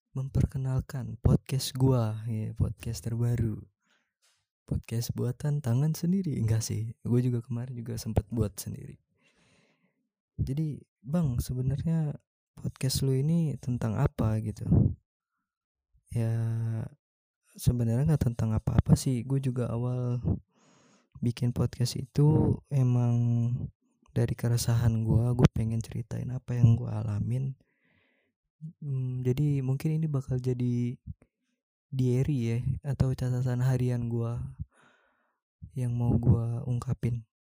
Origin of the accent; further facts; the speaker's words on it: Jakarta, Indonesia; now in Bali, Indonesia; Gue tinggal di Bali dan gue asli Jakarta.